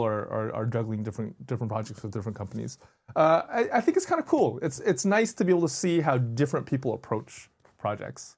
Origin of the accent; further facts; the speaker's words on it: Bay Area, California, United States; I grew up in the Bay Area